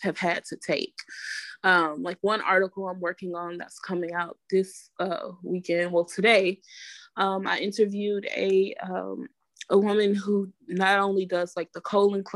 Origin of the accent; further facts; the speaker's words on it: Atlanta, Georgia, United States; moved away as an adult; also born or lived in Raleigh-Durham area, North Carolina; now in Raleigh/Durham area, United States; I'm from Atlanta